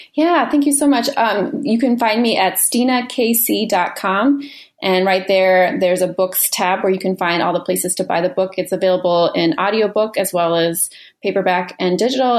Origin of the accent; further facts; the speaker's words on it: Minneapolis, Minnesota, United States; I'm a writer from Minneapolis, Minnesota